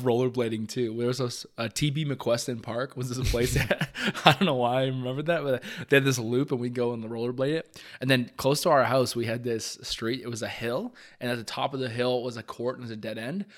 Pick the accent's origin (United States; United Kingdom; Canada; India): Canada; Hamilton, Ontario; we grew up in Hamilton, like, close to Upper James